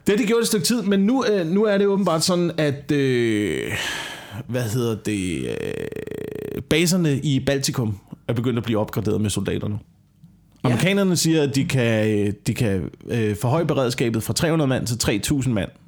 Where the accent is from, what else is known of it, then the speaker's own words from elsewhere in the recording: Korsør, Zealand, Denmark; da jeg voksede op i Kutø- Korsør